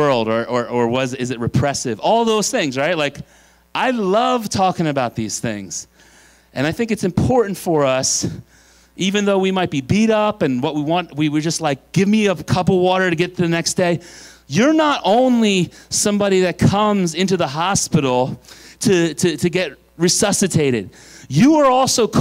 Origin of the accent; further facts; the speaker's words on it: Pennsylvania, United States; I'm from Pennsylvania